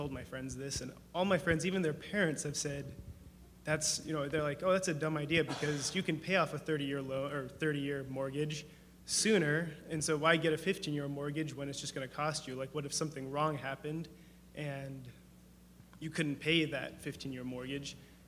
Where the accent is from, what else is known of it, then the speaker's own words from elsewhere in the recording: Spokane, Washington, United States; I come from Spokane